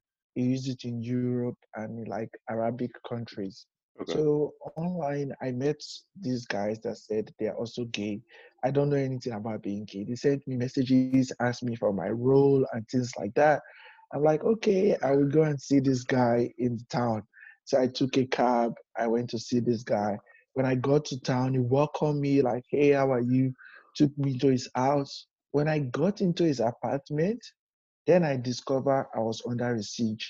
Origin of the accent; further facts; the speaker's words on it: Nigeria; moved away as an adult; now in New York City, United States; I'm from Nigeria originally